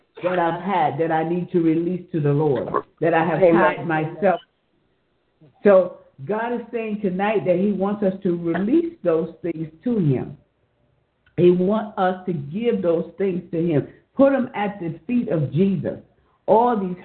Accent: New York City, New York, United States; now in Georgia, United States; I'm a New Yorker, born and bred in New York City. And I always say, I'm a Harlem girl

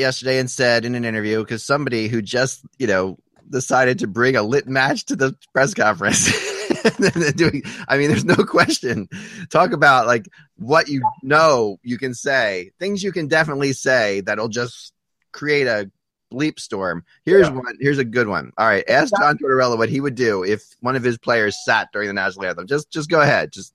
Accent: Philadelphia, Pennsylvania, United States; I grew up in Philadelphia

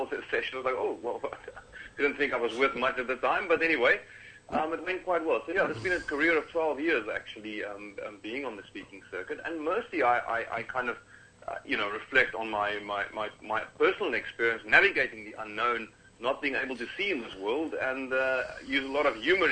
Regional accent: Cape Town, Western Cape, South Africa; I'm from originally from Cape Town, South Africa

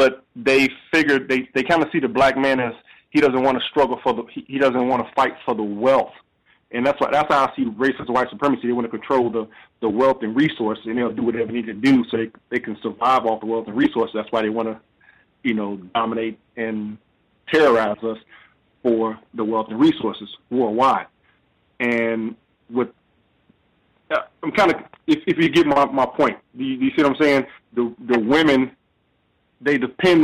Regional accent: Chicago, Illinois, United States; I'm born and raised in Chicago

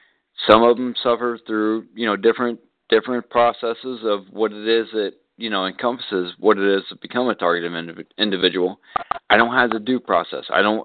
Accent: Texas, United States; Obviously, I'm here. I'm in Florida. I'm from Texas.

